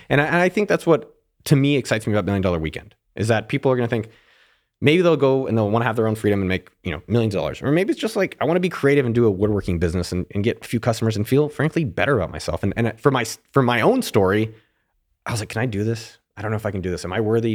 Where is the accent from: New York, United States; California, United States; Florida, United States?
California, United States; Silicon Valley; I grew up in Silicon Valley.